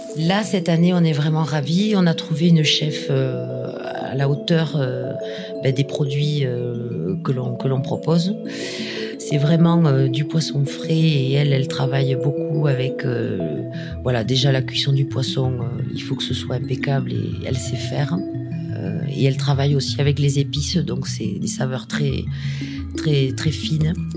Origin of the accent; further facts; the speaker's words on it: Béziers, Occitania, France; now in Roquebrun, France; Moi, je suis euh, de Béziers, euh, mon compagnon est de Narbonne, mais on a tous les deux euh, grandi dans, la région